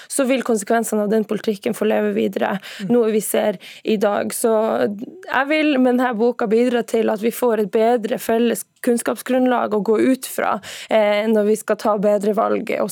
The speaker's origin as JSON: {"language": "Norwegian", "country": "Norway", "said": "jeg mener jo at du lærer mye om deg sjøl ved å lære om meg og min historie, fordi at den samiske historien eh, er jo, er jo felles med den norske."}